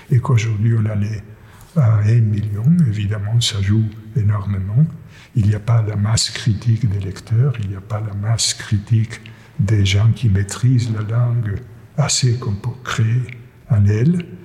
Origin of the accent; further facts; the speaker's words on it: Argentina; born there; first language Yiddish; C'est l'une de mes deux langues maternelles, si vous voulez. C'est-à-dire, je suis né en Argentine, mais ma famille maternelle ou paternelle, tout le monde parlait yiddish